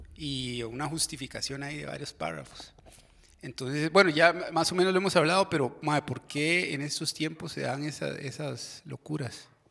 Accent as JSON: {"language": "Spanish", "town": "Desamparados", "region": "San José", "country": "Costa Rica", "tie": "born or raised there", "said": "Yo soy de Desamparados de, Chepe y yo fui a la, escuela Joaquín García Monge"}